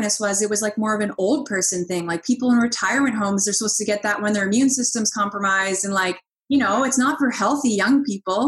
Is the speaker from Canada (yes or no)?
yes; Halifax, Nova Scotia, Canada; now in Ottawa, Canada; I grew up in Halifax, Nova Scotia.